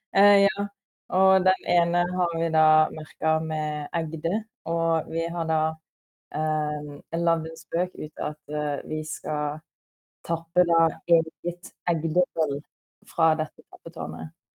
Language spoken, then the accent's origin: Norwegian; Sørlandet, Southern Norway, Norway; moved away; siden jeg er fra Sørlandet